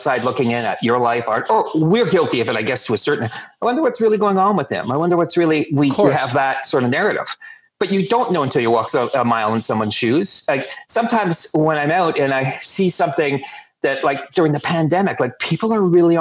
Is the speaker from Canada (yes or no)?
yes; Canada; we're Canadian